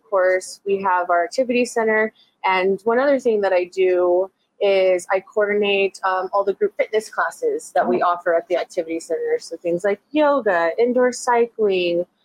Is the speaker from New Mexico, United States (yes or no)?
yes; Las Cruces, New Mexico, United States; Born and raised. Still a stone throw from actually the house that I was born in.